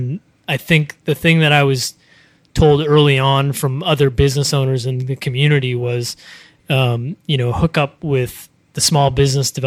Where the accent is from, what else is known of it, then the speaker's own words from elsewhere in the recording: Kittery, Maine, United States; moved away as an adult; also born or lived in San Francisco; I grew up in Kittery, Maine